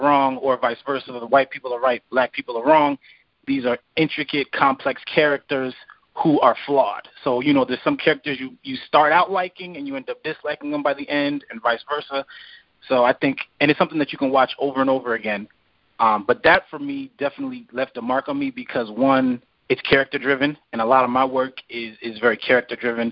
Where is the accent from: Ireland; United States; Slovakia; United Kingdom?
United States; East Coast; moved away; I'm not from South Central. I'm from the East Coast originally